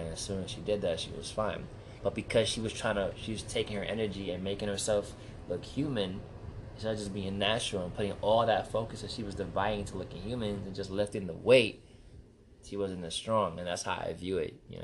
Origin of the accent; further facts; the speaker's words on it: New York City, New York, United States; I'm from the Bronx